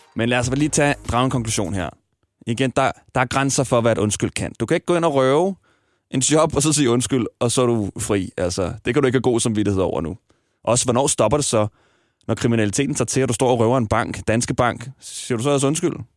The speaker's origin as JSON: {"language": "Danish", "town": "Smørum", "region": "Capital Region of Denmark", "country": "Denmark", "tie": "born or raised there", "also_born_or_lived": "Nørrebro, Copenhagen", "moved": "yes", "lives_now": "Copenhagen, Denmark", "said": "Jeg voksede op i Smørum, en lille by."}